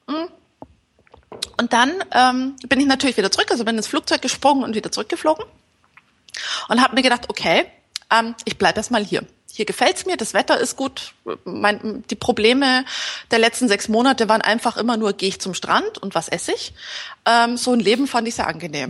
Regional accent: Munich, Bavaria, Germany; moved away as an adult; now in Antalya, Turkey; ich komme aus München

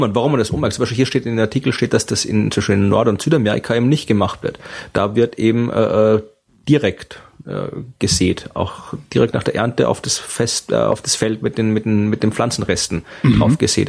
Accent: Austria; bin in Österreich aufgewachsen mit einem österreichischen Vater und der deutschen Mutter

